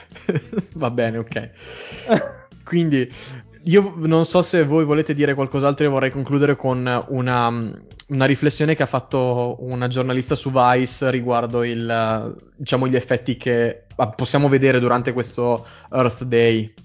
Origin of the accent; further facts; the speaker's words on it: Trento, Trentino-Alto Adige, Italy; sì, sono di Trento.